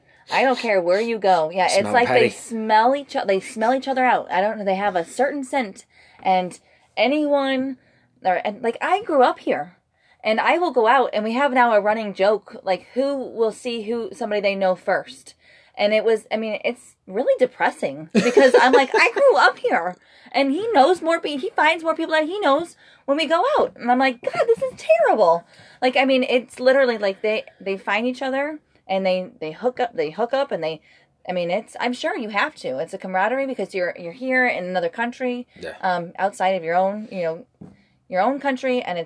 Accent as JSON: {"language": "English", "country": "United States", "said": "as an American with an Irish heritage"}